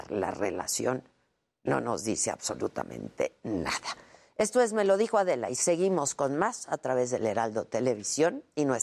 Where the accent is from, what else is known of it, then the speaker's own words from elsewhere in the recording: Mexico; Como mexicanos y como sus gobernados, pues merecemos una explicación precisa